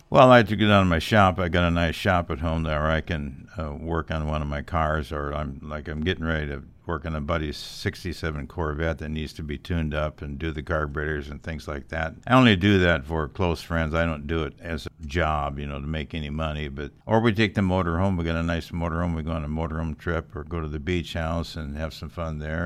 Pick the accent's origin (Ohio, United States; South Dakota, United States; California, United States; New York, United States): South Dakota, United States; Sioux Falls; moved away as an adult; I grew up in Sioux Falls, South Dakota